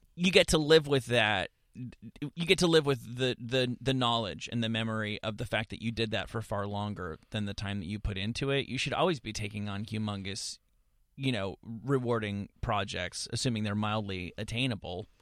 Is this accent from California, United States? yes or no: no; suburban New Jersey, United States; I grew up in, in suburban New Jersey